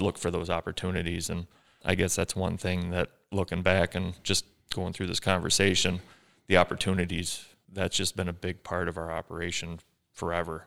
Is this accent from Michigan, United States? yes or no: yes; Ubly, Michigan, United States; growing up in Ubley here, smaller school